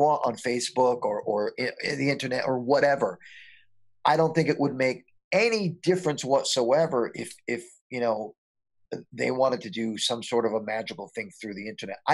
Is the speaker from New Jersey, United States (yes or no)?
yes; Paterson, New Jersey, United States; I was born and raised in Paterson, New Jersey